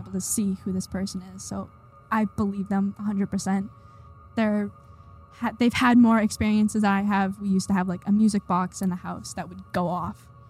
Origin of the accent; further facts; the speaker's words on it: Holbrook, Massachusetts, United States; We are from Holbrook